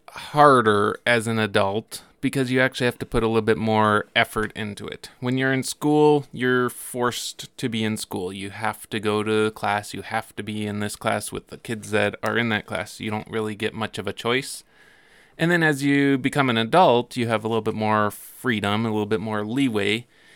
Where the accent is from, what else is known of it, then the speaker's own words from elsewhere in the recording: Billings, Montana, United States; also born or lived in New Mexico / Oregon; So, I was born in Billings, and we moved to New Mexico when I was about 1 year old, and then over to Oregon when I was 4, and then back to Billings when I was 8.